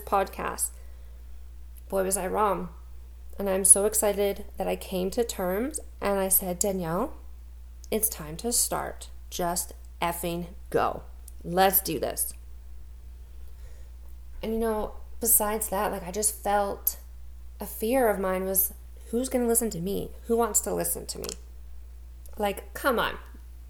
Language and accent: English; Langley, British Columbia, Canada; now in Spruce Grove, Canada; I'm originally from Langley, BC, and now currently living just outside of Edmonton, Alberta